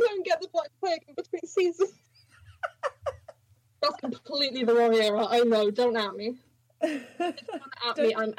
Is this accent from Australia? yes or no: no; United Kingdom; we're British